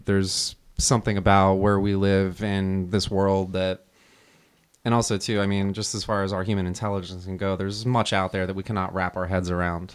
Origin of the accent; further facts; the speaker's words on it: New Jersey, United States; moved away; I grew up in New Jersey, so I, we were probably maybe forty-five minute drive from Giants Stadium